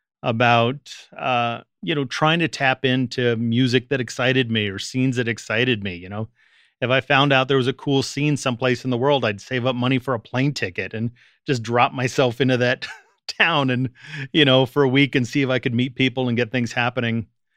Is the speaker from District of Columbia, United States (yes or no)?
yes; Washington, District of Columbia, United States; born there; also born or lived in Richmond / Boston / Canada / Seattle; You know, I was born in Washington, D.C., lived in Richmond, Virginia, lived in Boston, lived in Canada, Seattle, England, L.A.